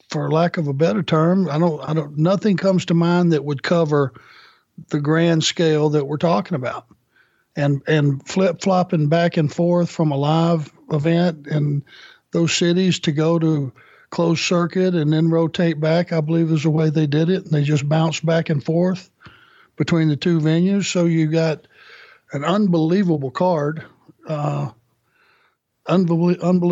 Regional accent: Rome, Georgia, United States; Growing up in Rome, Georgia

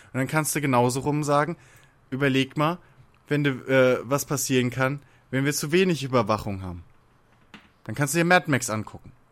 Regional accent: Worms, Rhineland-Palatinate, Germany; bei uns in Worms

